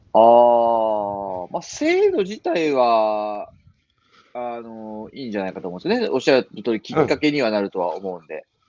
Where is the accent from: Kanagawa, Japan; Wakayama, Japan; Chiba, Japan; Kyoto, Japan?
Kanagawa, Japan; Yokohama; moved away as an adult; now in Okayama, Japan; 出身は横浜ですね。